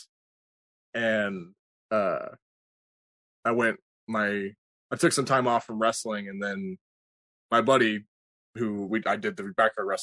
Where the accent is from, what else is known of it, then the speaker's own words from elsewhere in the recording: Kansas, United States; I trained in Kansas. I'm from Kansas.